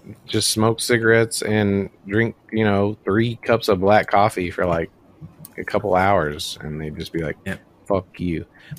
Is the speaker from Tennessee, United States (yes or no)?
yes; Germantown, Tennessee, United States; moved away; When I was growing up in Memphis, as I live in Germantown